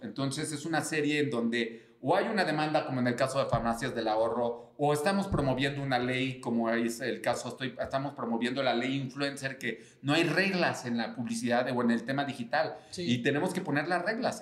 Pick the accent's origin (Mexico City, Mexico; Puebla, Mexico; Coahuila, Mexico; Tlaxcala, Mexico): Mexico City, Mexico; soy Chilango